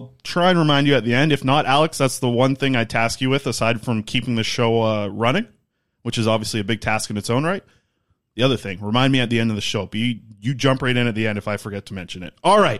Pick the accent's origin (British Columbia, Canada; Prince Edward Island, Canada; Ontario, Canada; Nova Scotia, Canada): British Columbia, Canada; Nanaimo; I have a lot of friends on Vancouver Island, obviously, that's where I grew up in Nanaimo